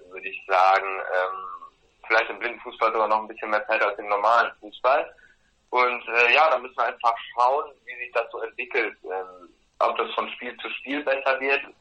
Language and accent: German; North Rhine-Westphalia, Germany; Ähm, ja, Ted und ich, wir kommen aus dem Ruhrgebiet